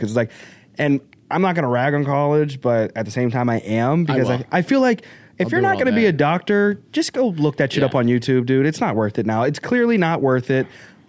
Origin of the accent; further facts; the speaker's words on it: Arkansas, United States; born there; All right, I was born in Arkansas, so I don't know if that's